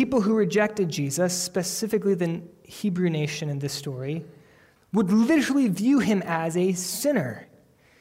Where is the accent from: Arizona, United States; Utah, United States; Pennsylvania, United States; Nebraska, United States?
Pennsylvania, United States; I grew up in the Bible Belt of Pennsylvania, where there was a church on every corner